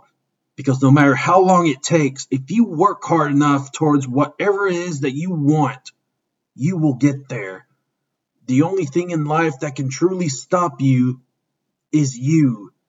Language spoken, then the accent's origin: English; Toronto, Ontario, Canada; retire on my own terms here in my hometown of Toronto.